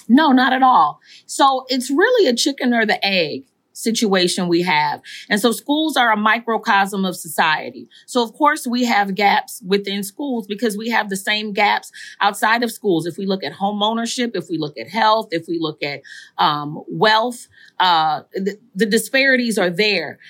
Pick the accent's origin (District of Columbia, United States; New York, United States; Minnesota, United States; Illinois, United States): Minnesota, United States; Saint Paul; I am from, born and raised in Saint Paul, Minnesota, in, in the Rondo community